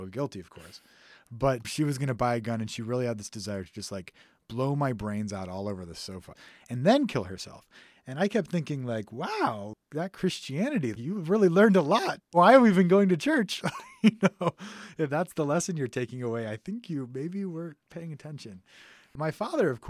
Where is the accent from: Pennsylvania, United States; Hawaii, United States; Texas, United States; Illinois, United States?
Texas, United States; a suburb outside of Houston; I grew up in Texas, in a suburb outside of Houston.